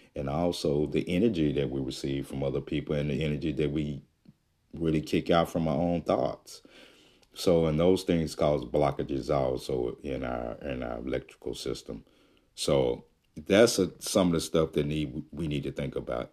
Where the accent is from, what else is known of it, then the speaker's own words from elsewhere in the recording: Jackson, Mississippi, United States; moved away; I am from Jackson, Mississippi. And, uh, I'm not there now, but that's where I'm originally from